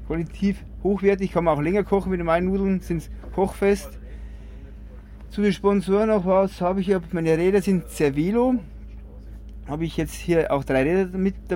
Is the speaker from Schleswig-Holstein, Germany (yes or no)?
no; Bavaria, Germany; da musste als Bayer musste eine Bierflasche aufs Trikot rauf und auf die Radhose